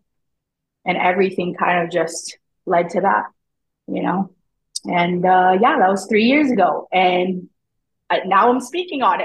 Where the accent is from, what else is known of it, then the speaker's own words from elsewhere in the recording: Glendale, California, United States; moved away as an adult; also born or lived in Tondo, Manila, Philippines; now in Canada; I'm from Glendale, California.